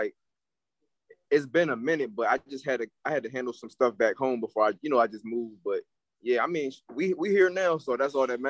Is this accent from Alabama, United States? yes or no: no; Hampton, Virginia, United States; moved away as an adult; now in Atlanta, United States; You know what I'm saying? I'm an artist from Hampton, Virginia.